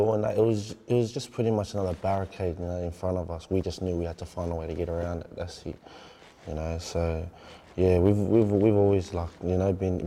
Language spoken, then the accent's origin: English; Sydney, New South Wales, Australia; being from Mountie